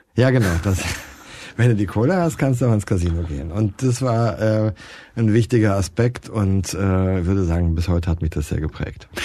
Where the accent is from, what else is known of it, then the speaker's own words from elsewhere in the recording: Baden-Baden, Baden-Württemberg, Germany; ich bin in Baden-Baden aufgewachsen